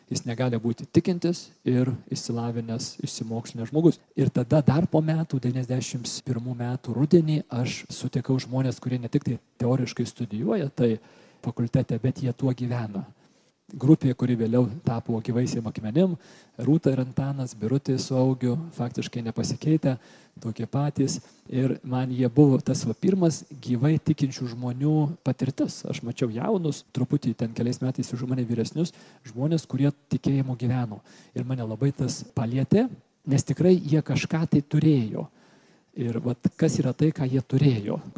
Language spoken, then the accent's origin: Lithuanian; Kaunas, Kaunas County, Lithuania; Aš esu toks grinas sovietmečio vaikas, užaugau Kaune, 68 gimimo esu ir mūsų šeimoje tikėjimas turėjo savo nedidelę vietą per kūčias, per Velykas, kažkas trupučiuką į mišes